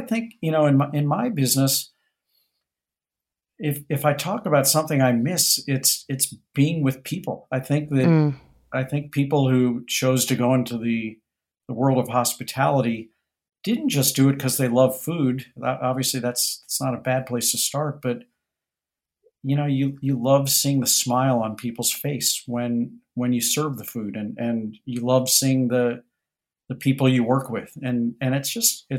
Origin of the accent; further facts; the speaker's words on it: St. Louis, Missouri, United States; now in New York City, United States; when I was growing up in St. Louis